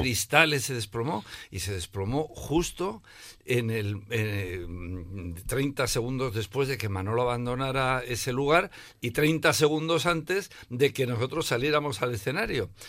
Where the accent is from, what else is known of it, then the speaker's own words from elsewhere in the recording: Logroño, La Rioja, Spain; moved away as an adult; also born or lived in Madrid; Cuando yo me fui de Logroño por primera vez, me fui a estudiar a Madrid